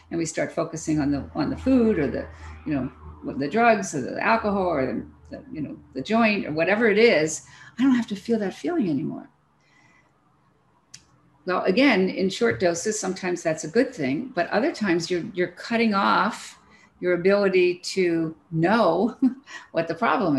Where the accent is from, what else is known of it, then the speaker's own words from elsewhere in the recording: Philadelphia, Pennsylvania, United States; I'm from Philadelphia.